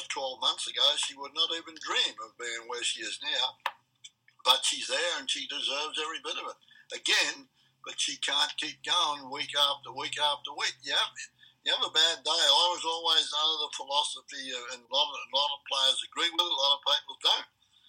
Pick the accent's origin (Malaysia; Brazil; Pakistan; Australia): Australia; moved away as an adult; now in United States; I'm an Australian through and through